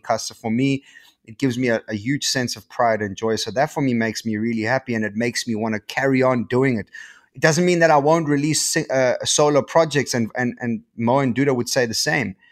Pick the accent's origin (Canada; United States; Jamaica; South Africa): South Africa; Port Alfred, Eastern Cape; moved away as an adult; also born or lived in Johannesburg; I come from Port Alfred, dude, like, you know, like in the Eastern Cape, a little surf town.